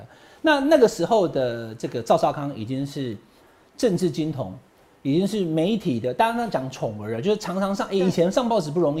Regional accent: Taichung, Taiwan; 我不是台北人哦，我是台中人哦

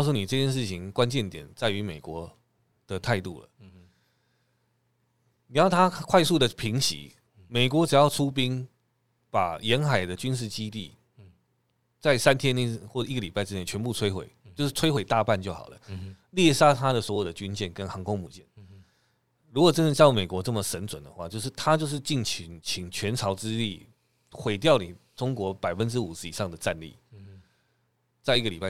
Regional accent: Taiwan; 如果对我们台湾人来讲

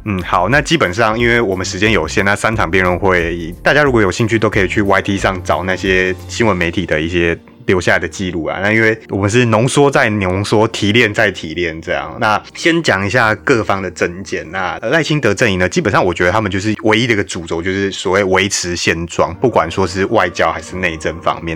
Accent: New Taipei, Taiwan; 因为我是新北市民，我还是习惯讲侯市长的

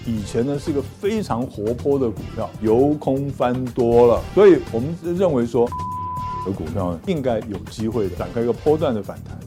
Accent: Pingtung County, Taiwan; 我们都是屏东人

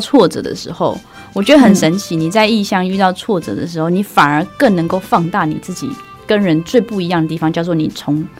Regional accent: Myanmar; 那个就是我们从小在游泳的地方，是多漂亮多漂亮。在讲的时候，其实我那个当下就是眼泪就就流下来了，因为我觉得我好像忘记了我自己出生在缅甸这件事情

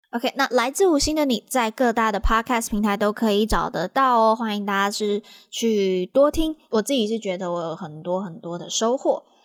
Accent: Taiwan; 我们台湾这边的行动跟进度

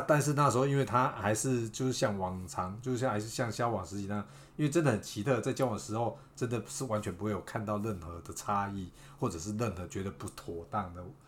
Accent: Beigang, Yunlin County, Taiwan; 我是来自北港，但是其实我也不拜妈祖那些的，我也没有偶像崇拜那些

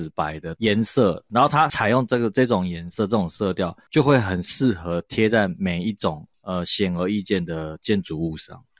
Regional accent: France; Chinese is a second language; 没有，我们法国人就是 romantic，我们就是浪漫。

